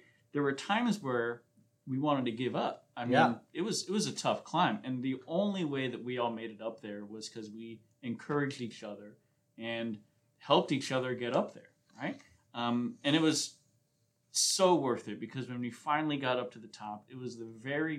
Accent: East Coast, United States; moved away; So I grew up on the East Coast.

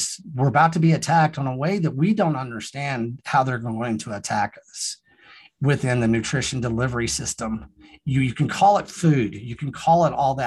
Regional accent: Texas Panhandle, United States; also born or lived in Austin, Texas; I came back to the Texas Panhandle from Austin for certain reasons

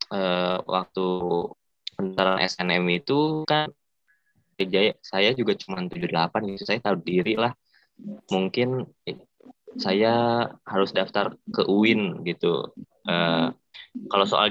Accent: Bandung, West Java, Indonesia; Iya, saya asli Bandung, Kak.

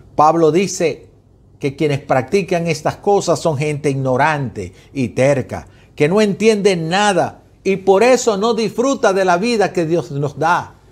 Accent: Venezuela; yo como venezolano

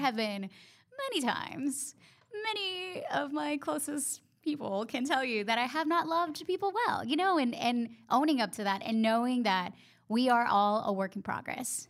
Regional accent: Honduras; English is a second language; moved away as an adult; now in Charlotte, United States; I went to school and college in my home country

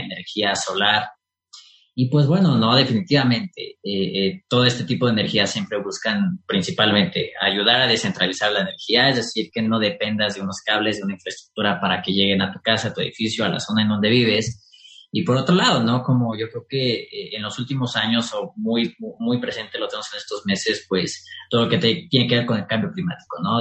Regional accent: Mexico; nosotros como mexicanos

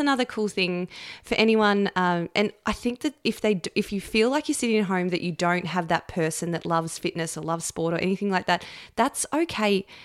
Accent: Camperdown, Victoria, Australia; when I was growing up in Camperdown as a young girl

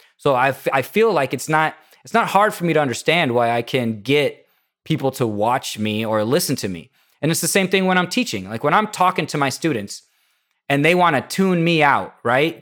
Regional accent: Indiana, United States; I'm from Indiana

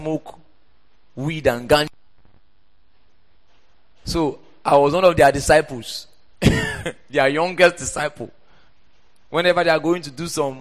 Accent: Port Harcourt, Rivers State, Nigeria; also born or lived in Oyo State; that was how we moved from Oyo State to Port Harcourt. So I grew up in church.

